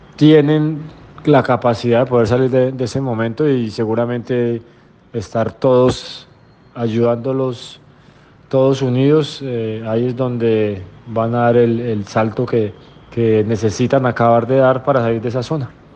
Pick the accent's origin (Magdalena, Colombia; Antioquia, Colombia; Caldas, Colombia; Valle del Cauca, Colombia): Caldas, Colombia; Manizales; moved away; es el equipo de la ciudad donde yo nací, el equipo que a mí me formó como persona